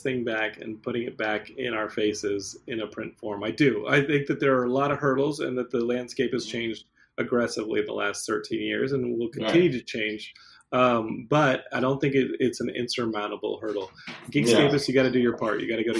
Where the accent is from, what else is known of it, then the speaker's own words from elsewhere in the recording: Austin, Texas, United States; Because I grew up in Austin, and he was just on Austin Access TV back then.